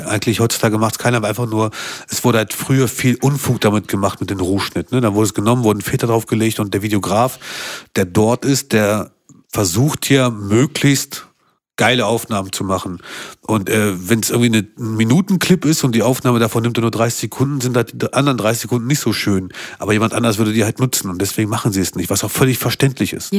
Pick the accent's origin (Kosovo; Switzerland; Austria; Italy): Kosovo; now in Hanover, Germany; ich komme aus dem Kosovo